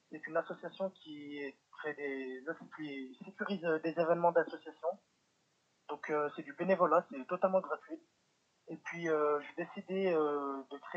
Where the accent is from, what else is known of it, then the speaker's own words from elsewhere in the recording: Lyon, Auvergne-Rhône-Alpes, France; also born or lived in Villeurbanne; Lyon, c'est la ville où euh, je suis né.